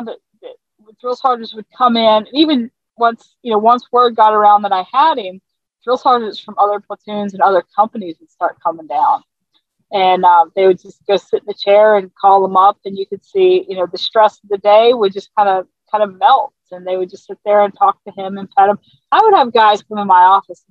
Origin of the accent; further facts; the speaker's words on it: Newport News, Virginia, United States; also born or lived in South Carolina; I grew up in coastal Virginia. So I grew up I lived in South Carolina until I was 10. And then we moved back up where my family lived, was Newport News, Virginia